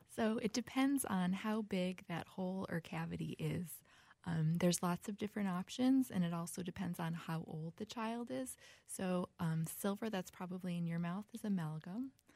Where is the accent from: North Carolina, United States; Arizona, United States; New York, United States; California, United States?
New York, United States; Buffalo; moved away as an adult; now in Minnesota, United States; born in Buffalo, New York